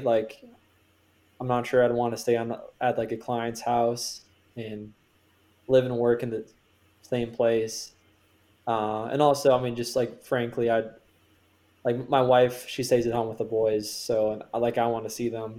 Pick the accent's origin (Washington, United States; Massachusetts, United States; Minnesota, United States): Minnesota, United States; now in Pittsburgh, United States; I'm from Minnesota